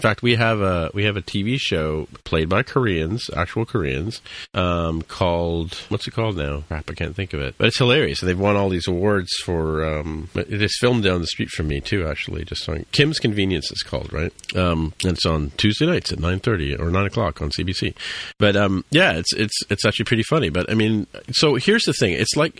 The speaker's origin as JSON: {"language": "English", "country": "India", "tie": "born or raised there", "also_born_or_lived": "England", "said": "I was born in England and we went to India when I was three"}